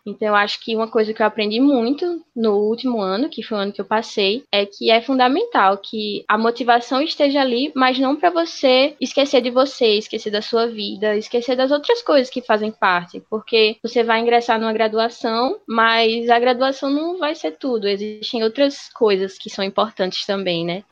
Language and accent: Portuguese; Natal, Rio Grande do Norte, Brazil; sou daqui de Natal, mas atualmente acabei de ingressar no Cisu 2020 para a Universidade Federal da Paraíba